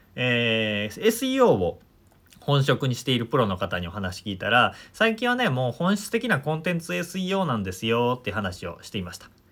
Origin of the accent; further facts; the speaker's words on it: Omihachiman, Shiga, Japan; 僕は滋賀県出身で近江八幡というとこ出身なんですけど